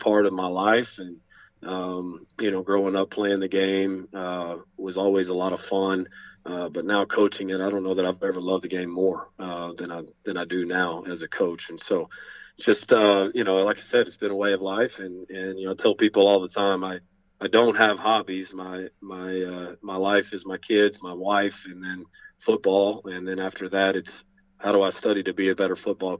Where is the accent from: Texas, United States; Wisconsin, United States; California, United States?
Texas, United States; West; moved away as an adult; now in San Antonio, United States; I grew up out in West Texas where, you know, Texas in general, football is king